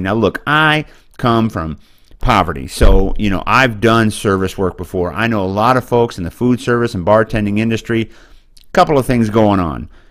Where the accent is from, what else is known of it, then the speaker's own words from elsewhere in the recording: Boonville, Missouri, United States; moved away; I come from a little town called Booneville, Missouri, and I have property there, and I hope to retire there